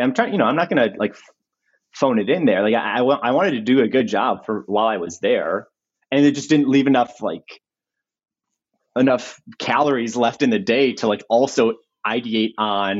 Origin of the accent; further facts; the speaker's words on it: Chicago, Illinois, United States; moved away as an adult; also born or lived in Northern California; now in Los Angeles, United States; I'm 33, I'm from Chicago.